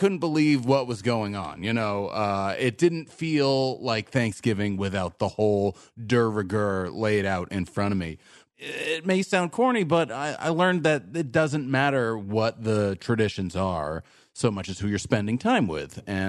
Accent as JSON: {"language": "English", "region": "Texas", "country": "United States", "tie": "born or raised there", "said": "Well, my family's from Massachusetts. Right. I didn't grow up there. Right. I actually grew up in Texas, just like everyone else at this table."}